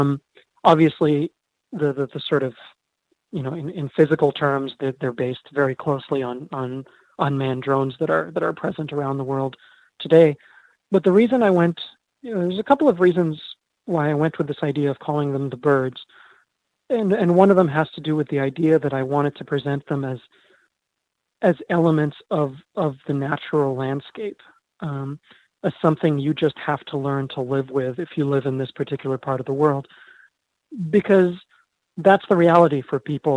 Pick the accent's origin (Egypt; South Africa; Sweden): Egypt; moved away as an adult; now in United States; I was born in Egypt